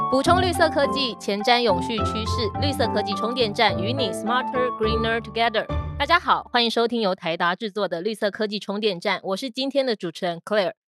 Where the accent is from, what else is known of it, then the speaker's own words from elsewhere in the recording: southern Taiwan, Taiwan; 我其实是那个台湾南部长大的